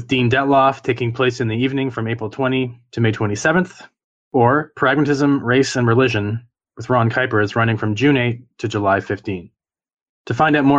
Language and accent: English; Niagara, Ontario, Canada; now in Toronto, Canada; So I grew up in Niagara. So I grew up around farmlands